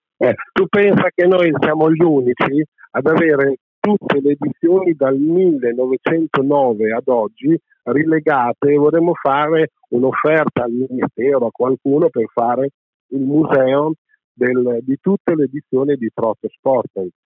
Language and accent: Italian; Bologna, Emilia-Romagna, Italy; moved away as an adult; also born or lived in Milan; now in France; io sono nato a Bologna 66 anni fa, ho vissuto, abitavo di fianco all'Arcoveggio, andavo a giocare a pallone all'Arcoveggio